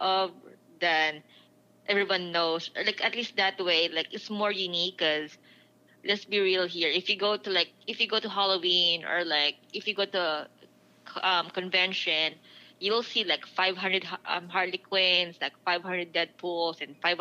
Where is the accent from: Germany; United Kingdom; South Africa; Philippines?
Philippines; now in United States; being Filipino, like, yeah, I'm Asian